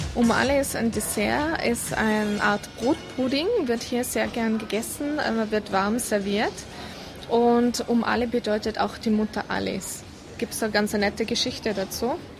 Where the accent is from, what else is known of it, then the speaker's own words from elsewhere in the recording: Kufstein, Tyrol, Austria; moved away as an adult; now in Abu Dhabi, United Arab Emirates; bei uns zu Hause in Tirol